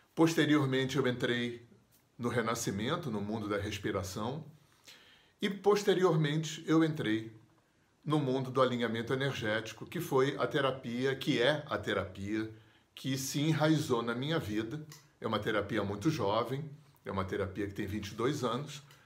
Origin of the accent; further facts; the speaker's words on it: Rio de Janeiro, Brazil; moved away as an adult; also born or lived in Visconde de Mauá; eu sou do Rio de Janeiro